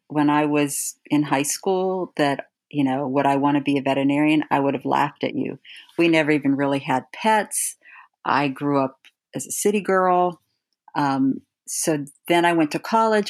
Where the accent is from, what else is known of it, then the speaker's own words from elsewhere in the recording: Steubenville, Ohio, United States; I grew up in Steubenville, Ohio